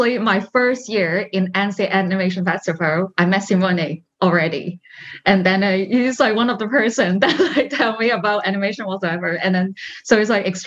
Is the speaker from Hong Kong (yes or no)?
yes; Hong Kong; moved away as an adult; also born or lived in Paris; I'm actually from Hong Kong